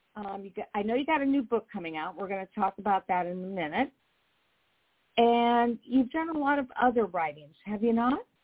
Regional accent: Indianapolis, Indiana, United States; I'm from Indianapolis, Indiana, a huge mecca

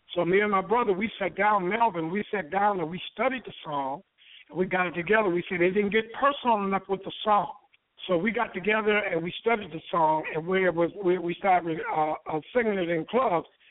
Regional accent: Muskegon, Michigan, United States; also born or lived in Detroit; We come from Muskegon, Michigan, singing gospel

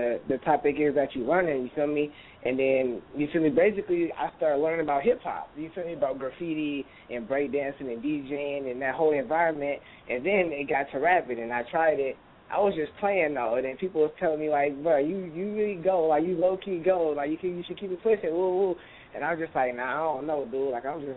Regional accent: San Francisco, California, United States; now in Antioch, United States; I grew up in Bayview, Hunters Point, and my mom, you know, I live with my mom.

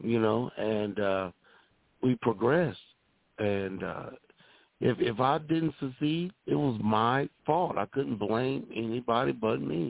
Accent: Texas, United States; growing up in the South and in Texas

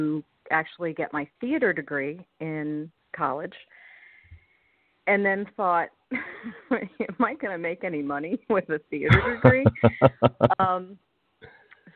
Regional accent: Virginia, United States; moved away as an adult; also born or lived in North Carolina / New York; I was born in North Carolina, grew up in Virginia

